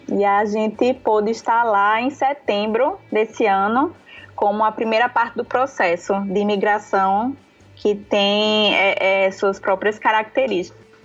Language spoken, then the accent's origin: Portuguese; Recife, Pernambuco, Brazil; now in Natal, Brazil; Hoje eu moro em Natal, sou de Recife, mas moro em Natal